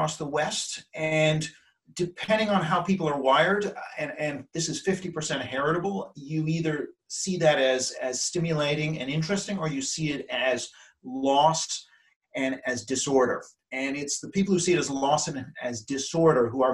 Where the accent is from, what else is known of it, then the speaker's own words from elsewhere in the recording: Canada; moved away as an adult; now in London, United Kingdom; since I'm Canadian